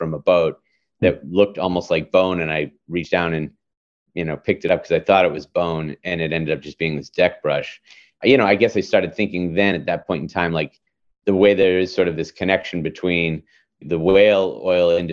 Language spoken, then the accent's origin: English; Massachusetts, United States; now in New York, United States; Growing up in Massachusetts